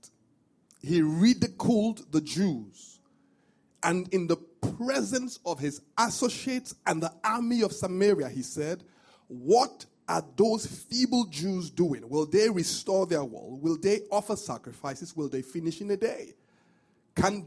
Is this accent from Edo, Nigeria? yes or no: yes; Benin City, Edo, Nigeria; moved away; when I was growing up, I grew up in Benin